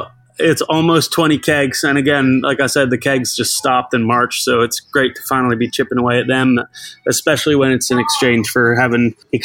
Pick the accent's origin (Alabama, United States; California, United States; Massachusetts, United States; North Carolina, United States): Massachusetts, United States; Boston; moved away as an adult; now in London, United Kingdom; I'm from Boston originally. I'm 34. I moved out to London in 2012